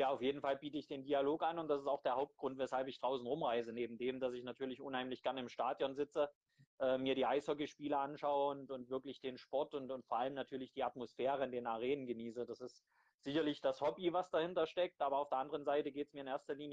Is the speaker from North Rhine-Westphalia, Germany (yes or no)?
no; Crimmitschau, Saxony, Germany; ich komme ja aus Grimmitschau, ein Standort, der, der auch ja, viel, viel Kämpfe ausfechten äh, muss während der Saison